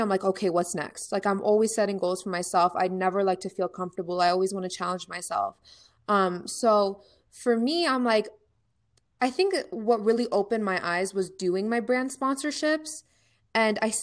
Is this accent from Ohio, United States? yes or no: yes; Ohio, United States; I'm from Ohio